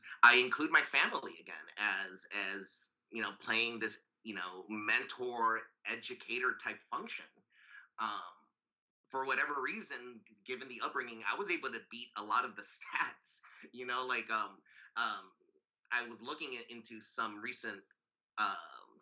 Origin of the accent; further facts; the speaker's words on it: Los Angeles, California, United States; also born or lived in Santa Monica, California / Reno, Nevada; I grew up in Southern California. Most of my life, I only moved out of the Valley, San Fernando Valley specifically, to do my PhD